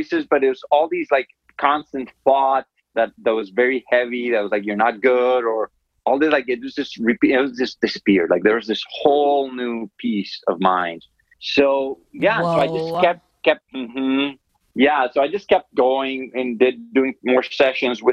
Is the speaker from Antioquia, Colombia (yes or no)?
yes; Medellín, Antioquia, Colombia; I grew up in Colombia, in Medellin, Colombia